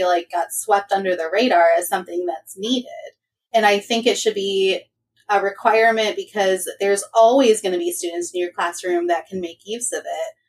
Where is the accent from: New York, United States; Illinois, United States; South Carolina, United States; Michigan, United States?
Michigan, United States; I am from Michigan